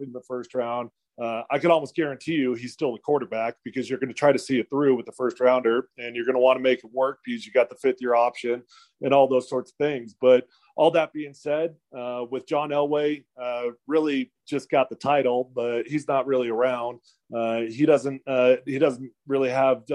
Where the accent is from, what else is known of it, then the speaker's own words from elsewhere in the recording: Denver, Colorado, United States; brought me back to my hometown